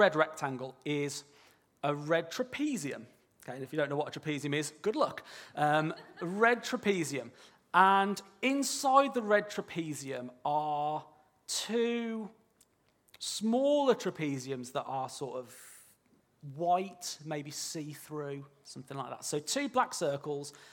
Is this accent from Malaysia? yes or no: no; near Birmingham, West Midlands, United Kingdom; I am from near Birmingham, all right? So I apologise if I sort of slip into some unintelligible language. I'm not speaking in tongues, all right? It's just my accent.